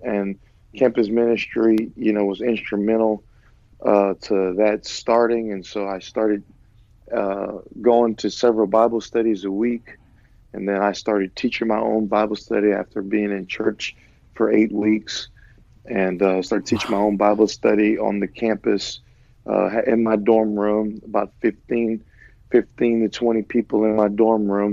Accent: Lafayette, Louisiana, United States; moved away as an adult; also born or lived in Eunice, Louisiana / Florida; born in Eunice, Louisiana, raised in Lafayette, Louisiana

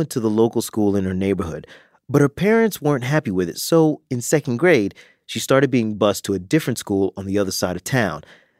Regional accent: the South, United States; growing up, I'm slightly older than you, but growing up in the South

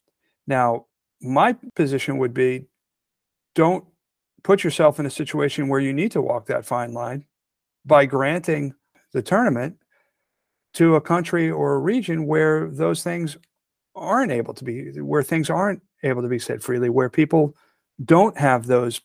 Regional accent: United States

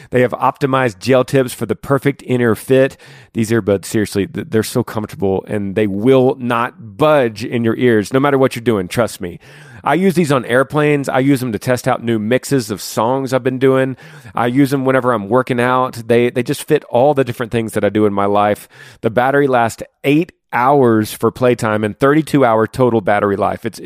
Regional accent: Washington, United States; I'm from Northwest Washington, 35 years old.

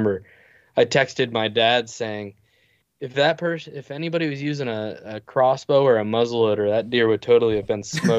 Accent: Northeast, United States; I guess we are from the Northeast.

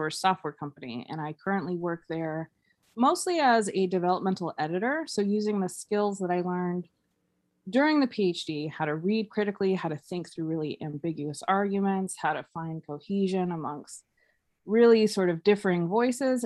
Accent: Mesa, Arizona, United States; I grew up in Mesa, Arizona

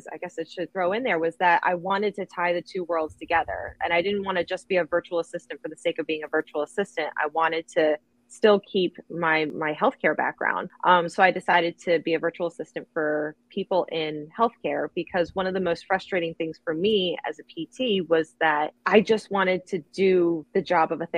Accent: New Jersey, United States; I am from South Jersey.

